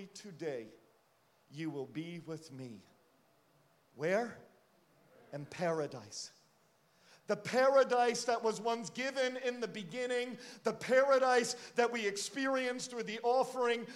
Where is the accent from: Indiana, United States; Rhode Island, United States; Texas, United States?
Rhode Island, United States; now in Connecticut, United States; I grew up in Rhode Island